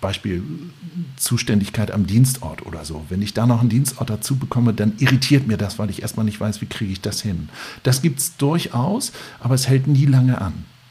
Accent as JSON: {"language": "German", "town": "Lübeck", "region": "Schleswig-Holstein", "country": "Germany", "tie": "born or raised there", "said": "ich bin Lübecker"}